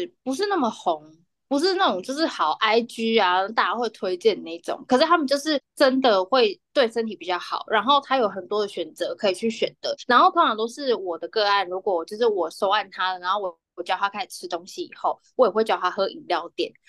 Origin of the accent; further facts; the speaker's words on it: Taichung, Taiwan; 因为我们的那个听众蛮多台中的乡亲，我是台中的乡亲，呃，我就可以讲一下